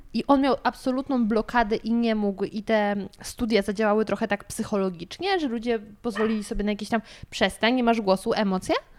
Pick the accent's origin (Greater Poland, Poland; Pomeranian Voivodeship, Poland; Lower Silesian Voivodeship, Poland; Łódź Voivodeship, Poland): Lower Silesian Voivodeship, Poland; Gryfów Śląski; now in Warsaw, Poland; ja jestem z Dolnego Śląska